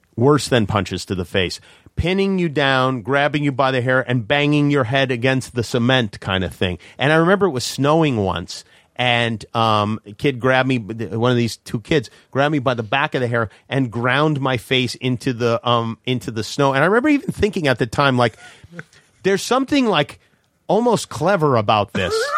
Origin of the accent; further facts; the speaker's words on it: New York City, New York, United States; I grew up in Brooklyn